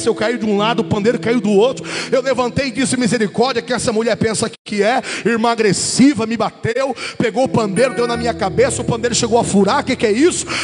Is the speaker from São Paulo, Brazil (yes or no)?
no; Paranaguá, Paraná, Brazil; atendendo convite ali na minha cidade, em Paranaguá, aqui no Paraná. Por isso que eu sou bonito assim, eu sou do Paraná.